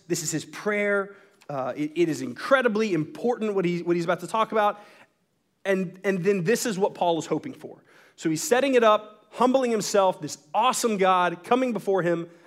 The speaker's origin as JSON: {"language": "English", "region": "Texas", "country": "United States", "tie": "born or raised there", "said": "the religion that I was born into in Texas"}